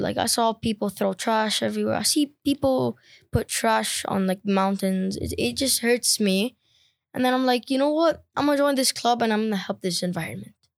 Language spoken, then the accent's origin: English; Lebanon; I'm from Lebanon